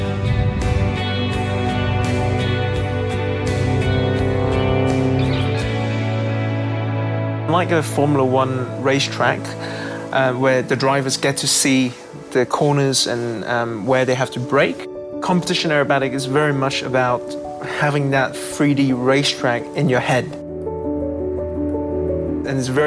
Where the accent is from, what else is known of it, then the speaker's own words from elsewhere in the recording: Hong Kong; I'm from Hong Kong.